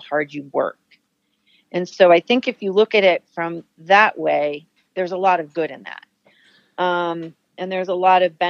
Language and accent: English; New Jersey, United States; moved away as an adult; now in New Hampshire, United States; I grew up in New Jersey, but I always knew that I had New England had a pull for me, so staying here made sense